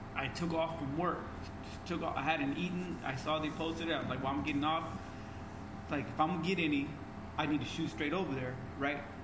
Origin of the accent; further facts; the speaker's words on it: Fresno, California, United States; growing up in the West Side